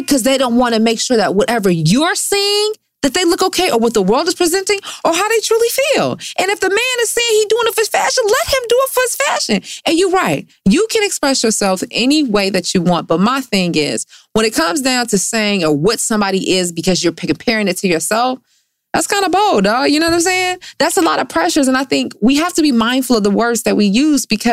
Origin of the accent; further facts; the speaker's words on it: Detroit, Michigan, United States; growing up in Detroit